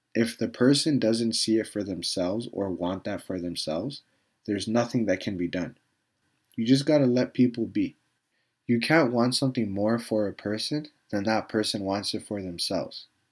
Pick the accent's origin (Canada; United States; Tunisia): Canada; I was a kid growing up in Canada